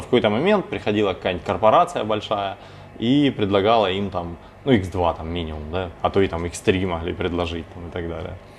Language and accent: Russian; Novocherkassk, Rostov Oblast, Russia; now in Rostov-on-Don, Russia; я сам родом из Новочеркасска, это пригород Ростова